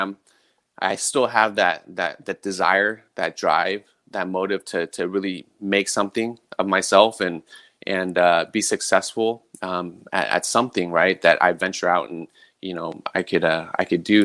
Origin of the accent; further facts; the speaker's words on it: San Mateo, California, United States; moved away as an adult; also born or lived in Millbrae / Hawaii; I'm a San Mateo native, born and raised in the Bay Area